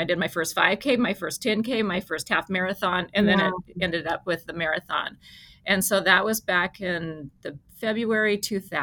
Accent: Arizona, United States; I grew up in Arizona

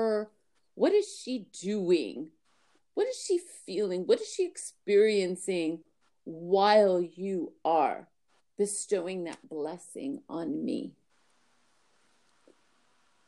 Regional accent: New York, United States; I'm from New York

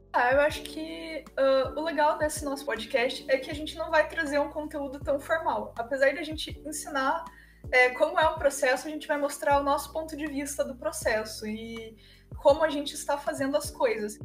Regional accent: Pinhais, Paraná, Brazil; also born or lived in Curitiba; eu tenho 18 anos e eu sou de Pinhais, que é cidade da região metropolitana de Curitiba

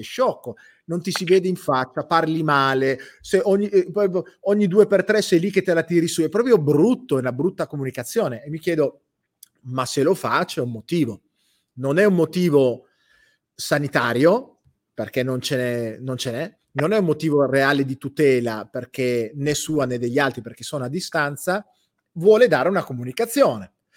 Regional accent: Campania, Italy; moved away; Io non sono napoletano, sono campano, non vivo lì

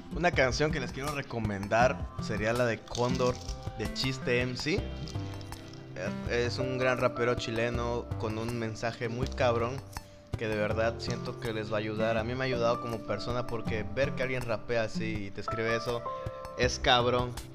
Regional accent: Juchitán de Zaragoza, Oaxaca, Mexico; nosotros somos de acá de Juchitán, tenemos conocimiento del zapoteco

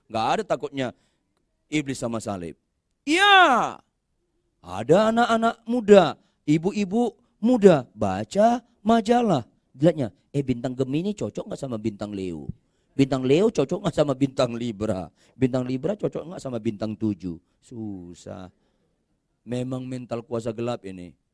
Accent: North Sumatra, Indonesia; Saya orang Batak, nggak usah saya jelaskan juga Anda udah tahu.

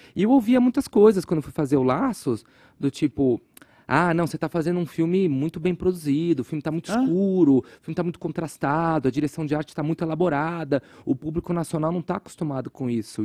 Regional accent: Guarulhos, São Paulo, Brazil; eu cresci em Guarulhos, é, que eu sempre chamei de Gotham City sem o Batman

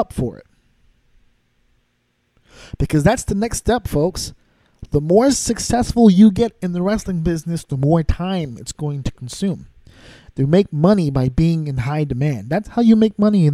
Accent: New York, United States; also born or lived in Connecticut; I'm from New York. Spent a lot of my time also in Connecticut

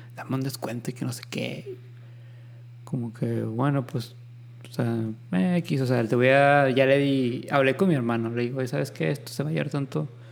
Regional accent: Mexico; somos mexicanos

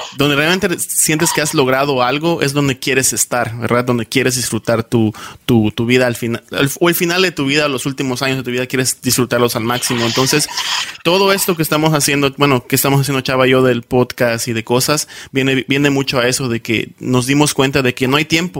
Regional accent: Yucatán, Mexico; accent: Yucatecan; now in United States; yo soy de Yucatán y también recuerdo un tiempo que me daba muchísima pena eh, hablar como yucateco

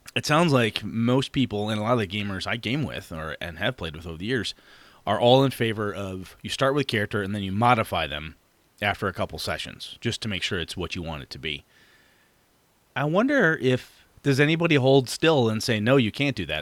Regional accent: Wausau, Wisconsin, United States; moved away; I will be up in Wausau, Wisconsin, my hometown

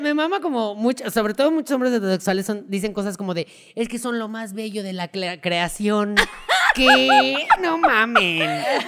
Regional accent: Mexico; como mexicanos estamos acostumbrados porque pues así crecimos

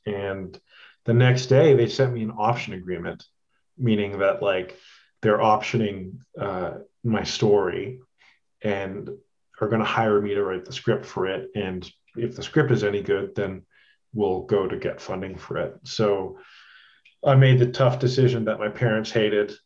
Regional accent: Edmonton, Alberta, Canada; moved away as an adult; also born or lived in Toronto; I'm like from Edmonton

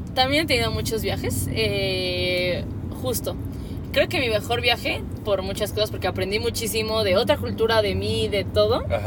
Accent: Mexico

